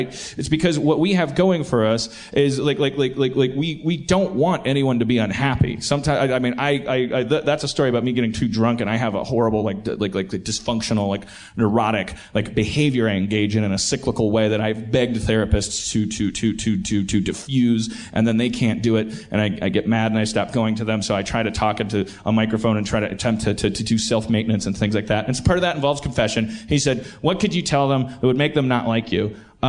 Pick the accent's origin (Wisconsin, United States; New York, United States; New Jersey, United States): Wisconsin, United States; Milwaukee; accent: Milwaukee; would you hear my little Milwaukee accent? Most of the time, Pittsburgh's bringing it out of me.